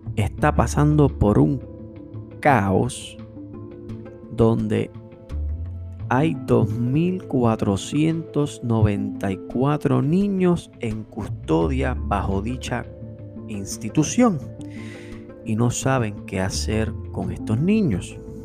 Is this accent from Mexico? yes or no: no; Puerto Rico; nosotros como puertorriqueños